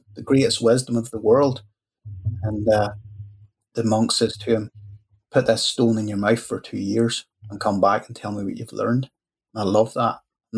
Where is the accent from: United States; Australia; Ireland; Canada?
Ireland; as an Irish guy